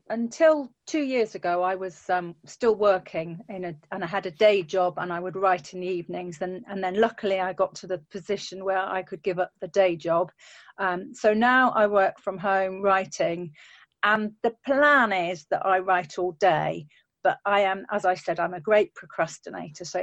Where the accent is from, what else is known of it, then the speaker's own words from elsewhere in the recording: Yorkshire and the Humber, United Kingdom; Oh, so I'm from a place called Yorkshire, um, which is in the north of England.